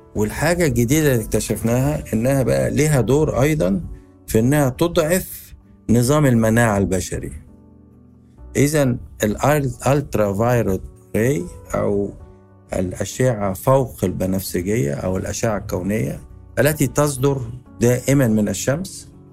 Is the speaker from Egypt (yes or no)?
yes; Egypt; إحنا عندنا في مصر